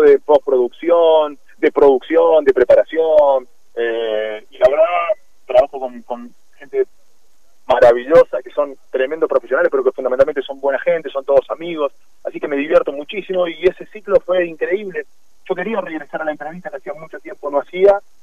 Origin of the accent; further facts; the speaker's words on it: Jovita, Córdoba, Argentina; soy de pueblo, yo soy de Jovita